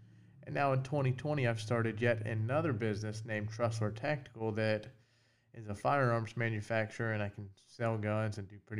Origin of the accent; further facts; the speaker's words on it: North Florida, United States; I'm 31. I was born and raised in North Florida.